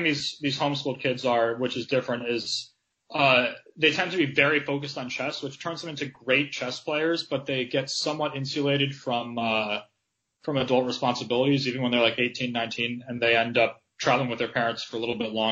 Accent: United States; growing up in America

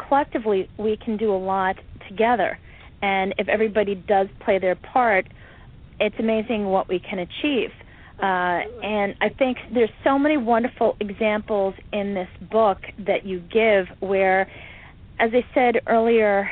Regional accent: Catskill Mountains, New York, United States; I grew up in the Catskill Mountains

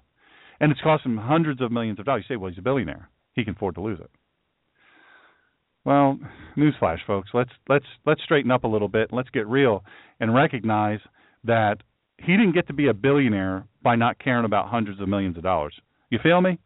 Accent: United States; I'm from Sussex County, but not all Sussex County folks are stupid.

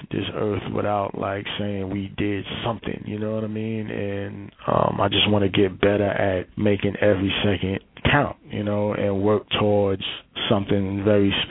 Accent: Brooklyn, New York, United States; and I'm from Brooklyn, so I'm starting

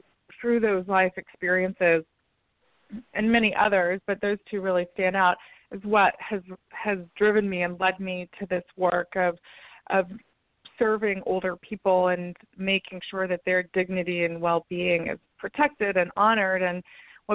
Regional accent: Tennessee, United States; my home state of Tennessee

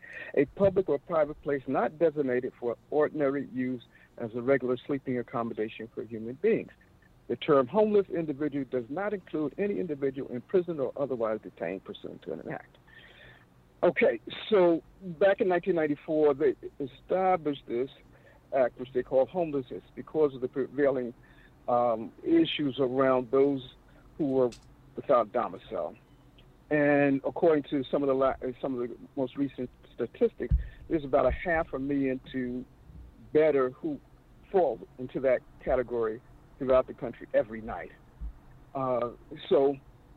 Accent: United States; moved away; I come from Virginia, South Carolina

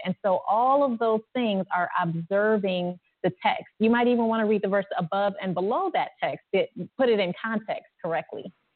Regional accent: Ohio, United States; I'm from Ohio

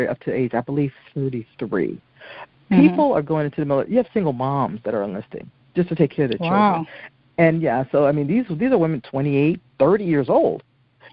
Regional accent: Newark, New Jersey, United States; I'm an inner city kid. I was from from Newark, New Jersey

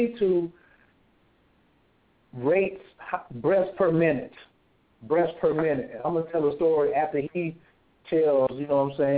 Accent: the Bible Belt, United States; you know where we're from. We're from the Bible Belt.

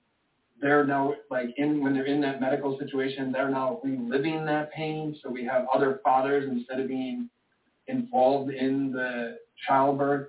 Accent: Michigan, United States; I was born in Michigan

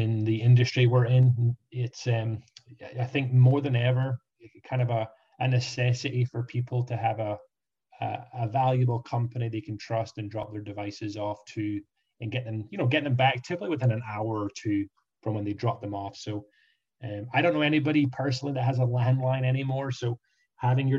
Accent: Scotland, United Kingdom; moved away as an adult; now in Orlando, United States; Scotland where I grew up

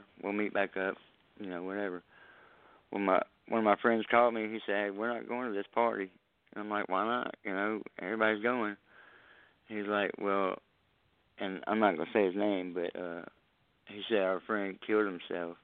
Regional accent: Southeast Texas, United States; I'm from Southeast Texas.

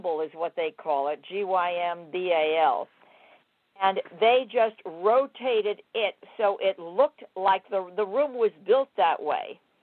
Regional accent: Los Angeles, California, United States; I was raised in Hollywood

